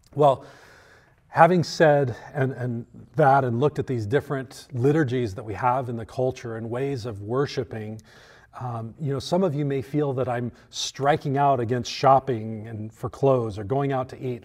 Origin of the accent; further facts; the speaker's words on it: United States; we as American Christians